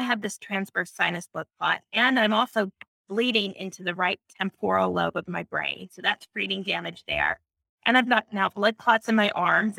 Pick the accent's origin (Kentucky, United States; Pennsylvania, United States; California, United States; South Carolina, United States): California, United States; moved away; I'm in California, but I'm from California.